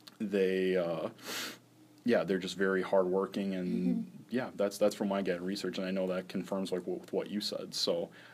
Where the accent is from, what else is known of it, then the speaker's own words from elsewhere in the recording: Portage, Wisconsin, United States; I know growing up in Portage, Wisconsin, we have plenty of those set of houses.